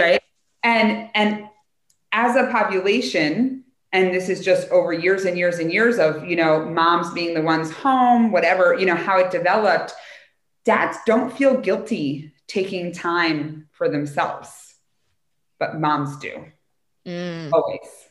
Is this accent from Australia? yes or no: no; United States; as an American culture